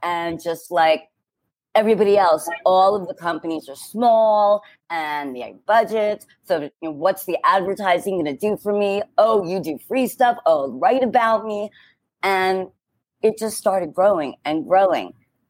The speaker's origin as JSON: {"language": "English", "region": "New York", "country": "United States", "said": "I'm like, but I'm a New Yorker."}